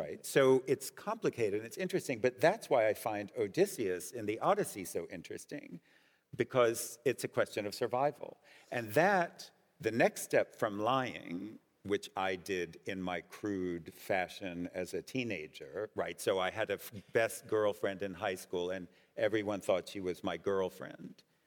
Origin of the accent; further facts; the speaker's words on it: United States; I'm also Jewish and I'm also American